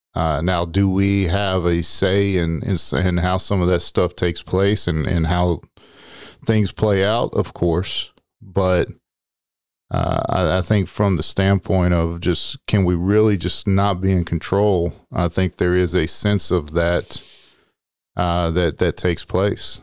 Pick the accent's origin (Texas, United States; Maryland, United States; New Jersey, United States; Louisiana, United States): Texas, United States; also born or lived in Arizona; I am from Texas.